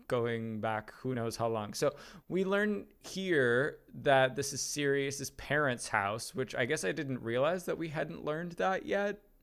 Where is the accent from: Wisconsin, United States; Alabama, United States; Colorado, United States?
Wisconsin, United States; the county that I grew up in in Wisconsin